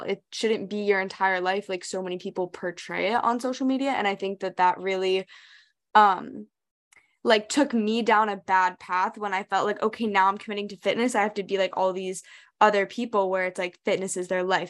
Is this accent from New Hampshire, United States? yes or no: yes; New Hampshire, United States; also born or lived in Hong Kong; we grew up in New Hampshire, but then we moved to Hong Kong for four years of our lives. So we were there fifth grade and middle school